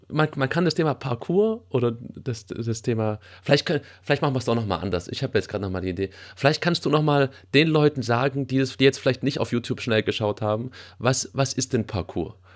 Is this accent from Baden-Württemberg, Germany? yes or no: yes; Sondelfingen, Baden-Württemberg, Germany; Ich habe ja so die Hälfte meiner Jugend auch in Sondelfingen verbracht.